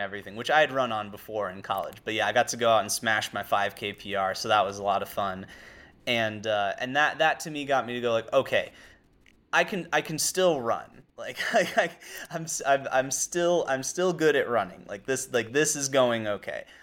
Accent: Mamaroneck, New York, United States; I grew up in Mamaroneck

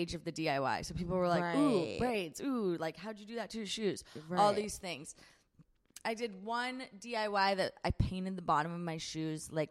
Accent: San Diego, California, United States; also born or lived in Nashville, Tennessee / Long Beach, California; I was born in Nashville, went to school in Long Beach, but other than that, lived in San Diego

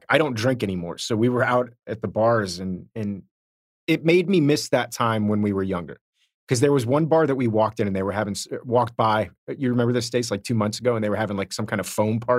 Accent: Miami, Florida, United States; I grew up in Miami.

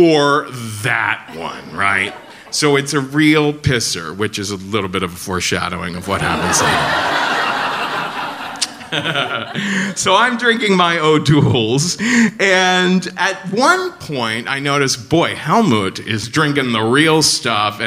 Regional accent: Cincinnati, Ohio, United States; I'm from Cincinnati

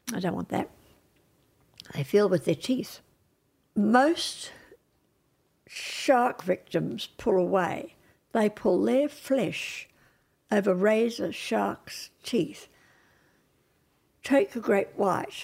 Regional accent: Australia; I'm an Australian

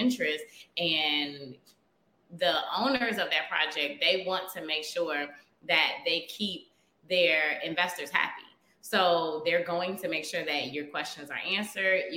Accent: Chicago, Illinois, United States; I am born and raised in Chicago

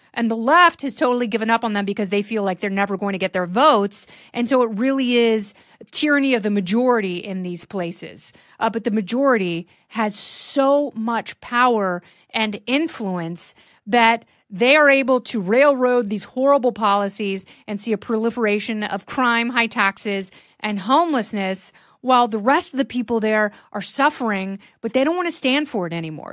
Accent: Portland, Oregon, United States; growing up in Portland

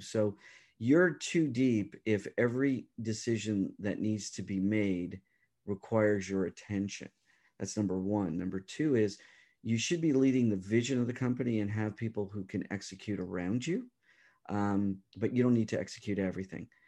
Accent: Toronto, Ontario, Canada; I'm from the Toronto area, and, uh, so you know, uh, I do business around the world, but, um, home is Canada

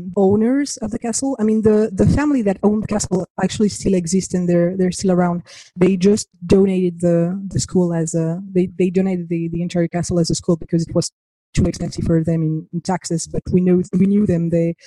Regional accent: Argentina; It breaks my heart, because my family travels a lot. And I grew up in Argentina. We're homeschooled.

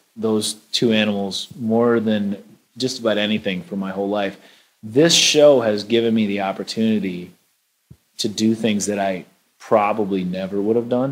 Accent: Minnesota, United States; growing up in Minnesota

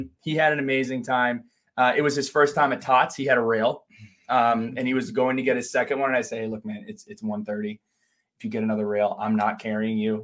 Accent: New Jersey, United States; We grew up together in New Jersey.

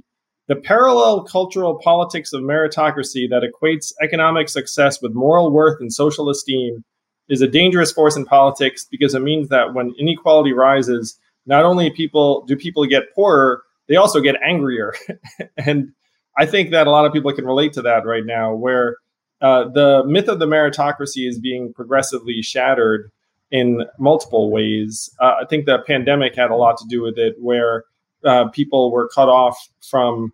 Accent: Schenectady, New York, United States; I was born in Schenectady, New York. My dad worked for GE. So if you're the first generation born in this country, growing up in Schenectady and then the suburbs of New York City

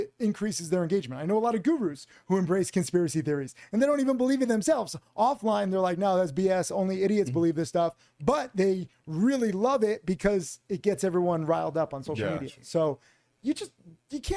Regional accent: Connecticut, United States; moved away; also born or lived in Miami; I grew up in Connecticut.

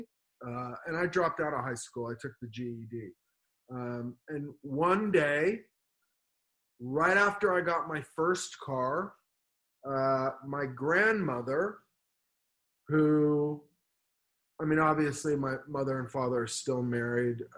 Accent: Los Angeles, California, United States; also born or lived in Beverly Hills, California / West Hollywood, California / Malibu, California; I grew up in the Valley in California, Van Nuys

